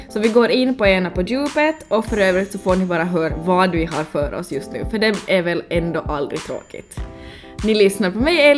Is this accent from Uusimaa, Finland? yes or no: yes; Helsinki, Uusimaa, Finland; Ja, ja, jag kommer från Helsingfors.